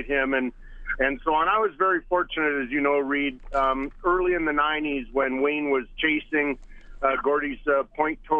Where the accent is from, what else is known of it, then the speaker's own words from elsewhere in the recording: Edmonton, Alberta, Canada; moved away; I grew up in Edmonton, and as a young boy growing up in Elmwood in the west part of town